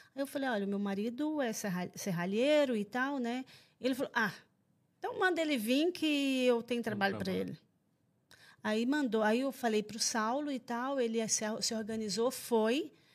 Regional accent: Anápolis, Goiás, Brazil; moved away as an adult; also born or lived in France; now in Portugal; eu sou goiana, de Anápolis

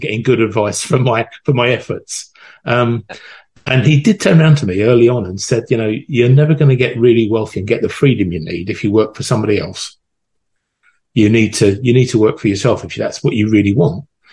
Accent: London, United Kingdom; I was born in Northwest London in a place called Wembley

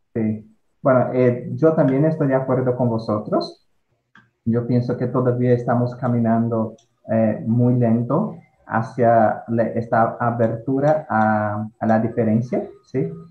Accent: Ceará, Brazil; Spanish is a second language; soy nordestino, que tengo mucho orgullo de eso, ¿sí? Soy muy feliz por haber nacido acá.

